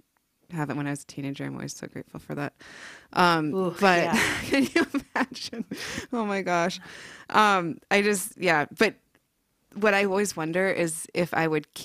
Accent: South Dakota, United States; also born or lived in California / Oregon; I grew up in South Dakota, and then it was like, we're going to California, and then we're going to Oregon

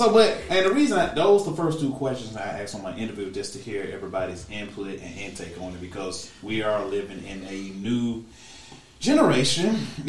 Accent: Alabama, United States; I'm from Alabama

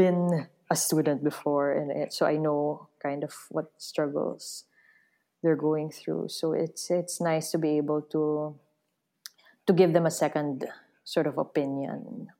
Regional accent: Philippines; The thing is, the Filipino identity is also very hard to define because of our unique history of colonialism and post-colonialism. And in a way, we're a very young nation

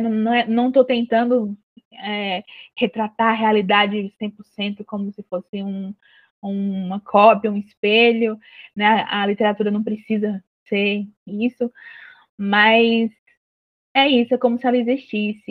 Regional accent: Juazeiro do Norte, Ceará, Brazil; a minha cidade, que é Juazeiro do Norte, cidade do Padre Cícero, né? E então eu cresci cercada por essas referências

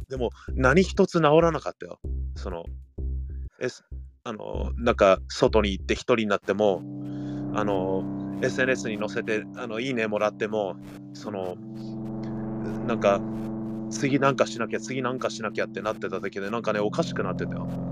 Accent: Gardena / Torrance, California, United States; moved away; 僕たちなんてガーディナ、うん、ガーディナトランス生まれ育ちなのにさ

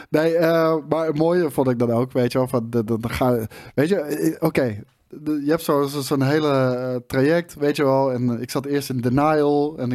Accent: The Hague, South Holland, Netherlands; Ik kom uit Den Haag en eh, nou, dat is altijd haat en nijd natuurlijk

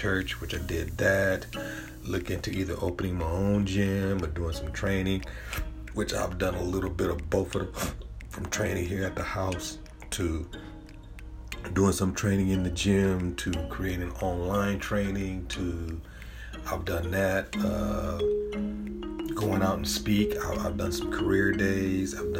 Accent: San Diego, California, United States; I'm from San Diego, California

